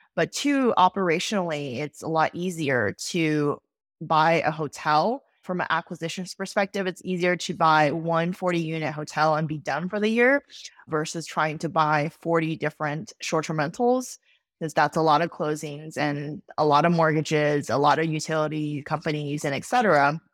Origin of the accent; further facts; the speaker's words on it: Austin, Texas, United States; also born or lived in New York City; I moved back to my hometown of Austin, Texas